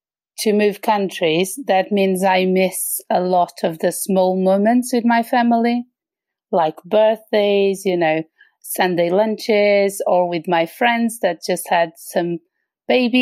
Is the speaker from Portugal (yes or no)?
yes; Portugal; moved away as an adult; also born or lived in London, United Kingdom; now in Sweden; I'm originally from Portugal, where I lived until I was 28